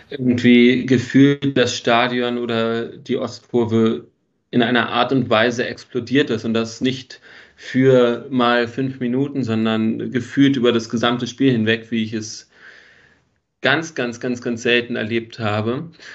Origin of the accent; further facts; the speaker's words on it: Berlin, Germany; moved away as an adult; also born or lived in Frankfurt (Oder); now in Vienna, Austria; geboren äh, wurde ich in Wilmersdorf, bin dann in Steglitz und Zehlendorf groß geworden